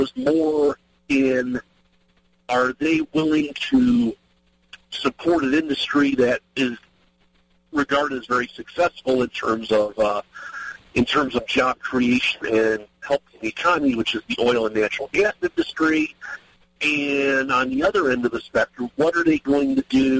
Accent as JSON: {"language": "English", "region": "Ohio", "country": "United States", "moved": "as an adult", "lives_now": "Maryland, United States", "said": "I actually am from Ohio originally. I moved down here in 2004 to Maryland, but I'm from Ohio originally"}